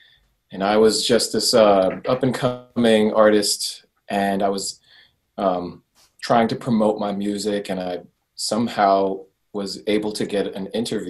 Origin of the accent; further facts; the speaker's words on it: Southern California, United States; I've been here my whole life, basically. I grew up in Southern California.